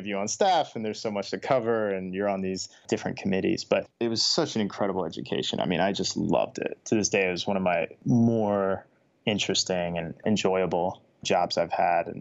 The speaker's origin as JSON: {"language": "English", "area": "Pike County", "region": "Kentucky", "country": "United States", "tie": "born or raised there", "said": "the county we grew up in Pike County, Kentucky"}